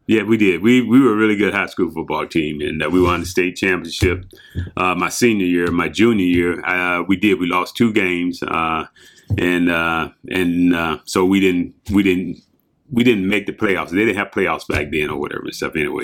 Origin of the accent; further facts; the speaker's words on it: Hampton, Virginia, United States; I grew up in Hampton, Virginia. I'm from the Mid Atlantic area there